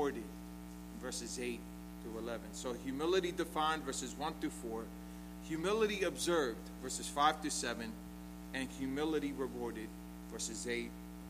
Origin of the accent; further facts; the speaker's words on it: United States; we're American